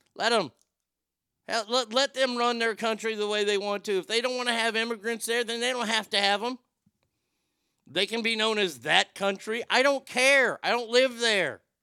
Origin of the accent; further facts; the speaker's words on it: United States; I'm an American